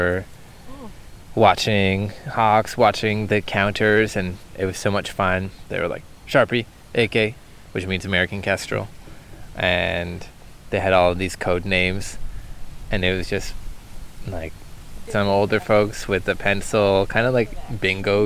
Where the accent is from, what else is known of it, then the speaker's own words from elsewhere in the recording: Toronto, Ontario, Canada; I come from Scarborough in the city of Ravines